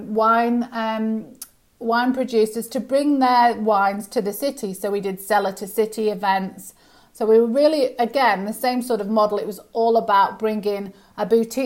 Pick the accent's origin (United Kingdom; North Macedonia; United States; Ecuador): United Kingdom; moved away as an adult; now in Australia; as you can hear by my accent, I'm from the UK originally